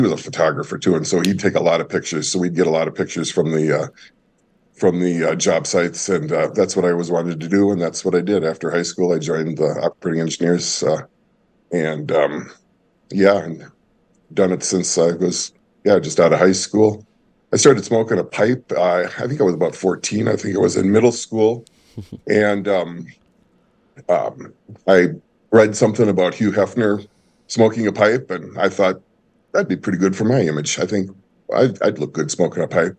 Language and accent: English; Minnesota, United States; moved away; also born or lived in Wisconsin; I grew up, uh, split between, uh, Minnesota and later Wisconsin